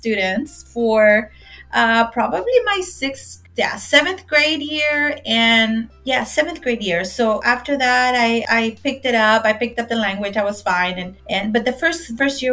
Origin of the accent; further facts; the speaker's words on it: Del Rio, Texas, United States; also born or lived in Ciudad Acuña, Coahuila, Mexico; I was born and raised in Del Rio, Texas, a border town